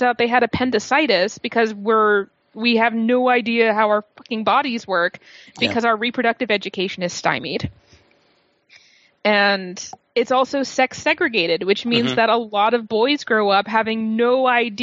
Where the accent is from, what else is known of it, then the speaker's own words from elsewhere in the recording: Massachusetts, United States; moved away; I grew up in Massachusetts